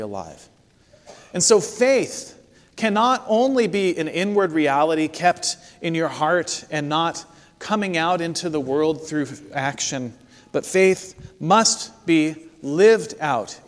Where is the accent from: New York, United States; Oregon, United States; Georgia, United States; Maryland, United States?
Oregon, United States; Corvallis; my hometown of Corvallis, Oregon